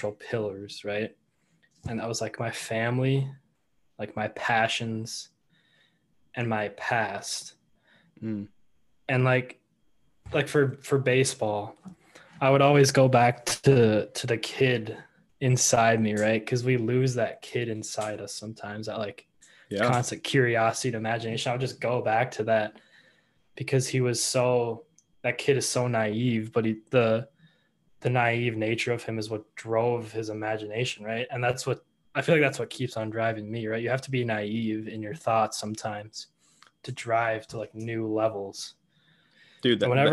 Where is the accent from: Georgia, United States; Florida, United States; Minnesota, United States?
Minnesota, United States; Edina; I was born and raised in Edina. So a lifelong cake eater there.